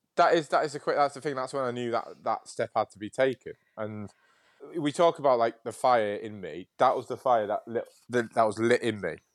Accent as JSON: {"language": "English", "town": "Hull", "region": "Yorkshire and the Humber", "country": "United Kingdom", "tie": "born or raised there", "also_born_or_lived": "Nottingham", "moved": "yes", "said": "I was born in Nottingham, but raised in Yorkshire"}